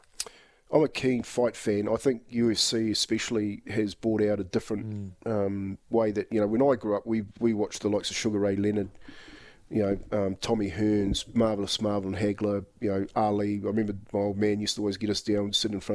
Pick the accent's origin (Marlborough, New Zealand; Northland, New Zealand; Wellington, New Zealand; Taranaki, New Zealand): Taranaki, New Zealand; Waitara; we came down from Waitara